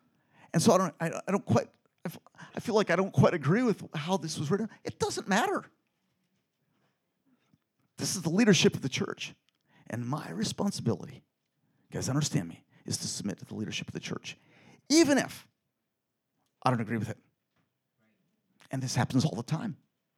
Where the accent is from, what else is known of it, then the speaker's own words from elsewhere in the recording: Philippines; born there; Because I was born in the Philippines, and a lot of people there eat blood.